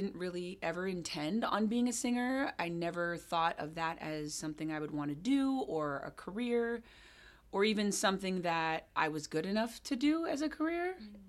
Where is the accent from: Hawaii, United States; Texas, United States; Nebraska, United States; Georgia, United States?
Hawaii, United States; moved away as an adult; also born or lived in Jamaica / London / California; now in Seattle, United States; So I was born and raised in Hawaii, and I moved to Seattle in December.